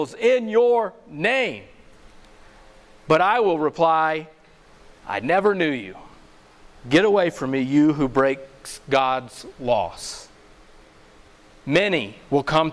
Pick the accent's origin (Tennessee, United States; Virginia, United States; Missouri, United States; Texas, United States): Missouri, United States; moved away; I'm originally from Missouri